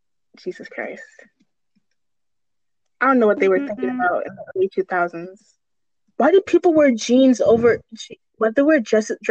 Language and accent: English; Minnesota, United States; Like hey, yeah, we're Minnesotan.